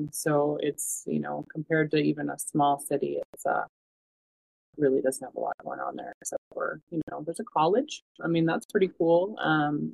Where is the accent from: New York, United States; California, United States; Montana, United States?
Montana, United States; Havre; also born or lived in Rocky Boy Reservation, Montana; I grew up in Haver, go Blue Ponies